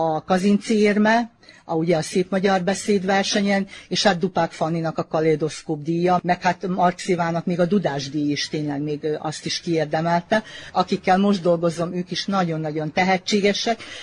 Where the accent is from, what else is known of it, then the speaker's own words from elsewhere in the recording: Vojvodina, Serbia; visszakerültem ide a, a szülőhelyemnek a közelébe, mert jó, hát 5 kilométerre lakom innen